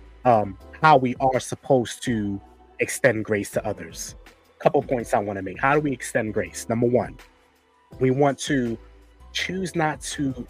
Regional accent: New York, United States; I'm from New York

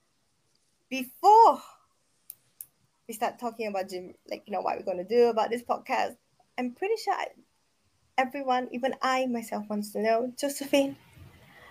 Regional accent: Singapore; also born or lived in Tokyo, Japan; I grew up and live in Singapore.

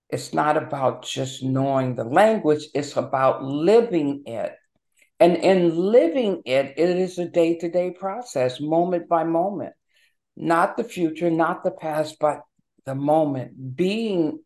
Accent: Los Angeles, California, United States; also born or lived in Seattle, Washington; now in Maryland, United States; Originally, I was born and raised in Los Angeles

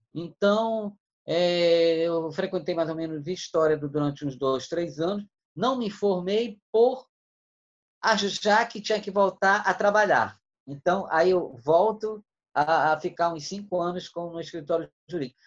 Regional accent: Manaus, Amazonas, Brazil; eu nasci em Manaus em 1963

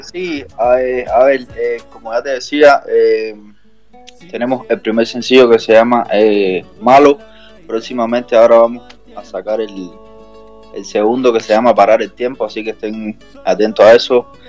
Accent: Cuba; yo soy cubano

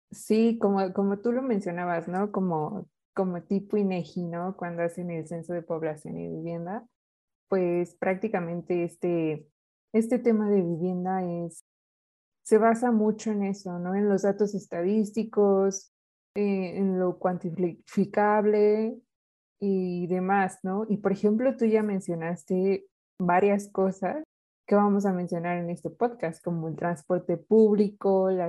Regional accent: Otzolotepec, State of Mexico, Mexico; No, yo soy del municipio de Otzolotepec.

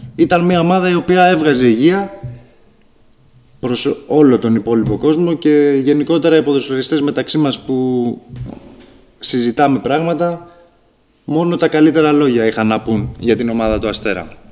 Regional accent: Patras, Western Greece, Greece; also born or lived in Lamia; now in Tripoli, Greece; Προερχόμενος από, το, από την περιοχή της Πελοποννήσου ήταν πάντα όνειρό μου να επιστρέψω στον τόπο καταγωγή μου. Ήταν πάντα όνειρό μου να αγωνιστώ και στην πόλη μου την Πάτρα

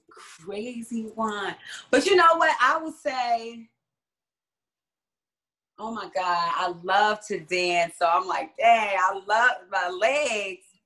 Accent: Hawaii, United States; I'm a, my family. I'm from Hawaii, so when I first saw it, I really connected with the meaning of you know just water

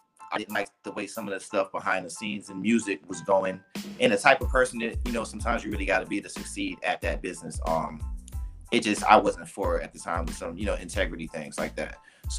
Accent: Boston, Massachusetts, United States; also born or lived in North Carolina; now in Miami, United States; I'm originally from Boston, Massachusetts. And I spent a lot of my life in North Carolina, Eastern North Carolina and North Carolina. Now I've been in Miami area.

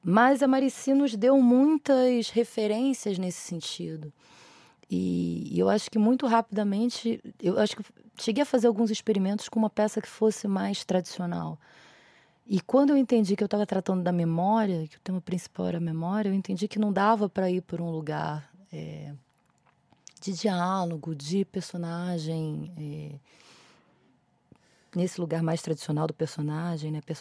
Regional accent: Rio de Janeiro, Brazil; now in São Paulo, Brazil; Eu vim do Rio de Janeiro para São Paulo para estudar dramaturgia, porque no Rio de Janeiro não tinha nenhum lugar similar

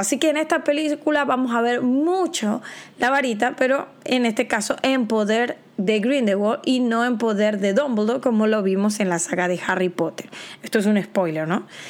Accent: Panama; yo soy de Panamá

